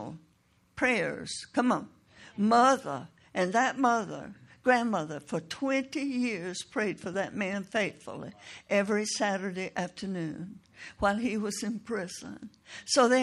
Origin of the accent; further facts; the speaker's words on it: Toccoa, Georgia, United States; a church in Tocoa, Georgia, my hometown